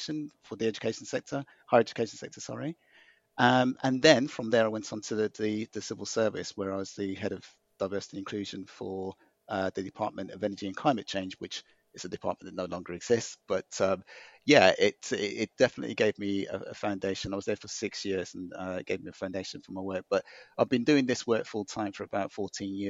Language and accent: English; Birmingham, West Midlands, United Kingdom; moved away; also born or lived in Greenwich; I was born in Handsworth, Birmingham, which is remains a kind of an inner city, poorer area of the city. So, but I've always been proud of my roots and my upbringing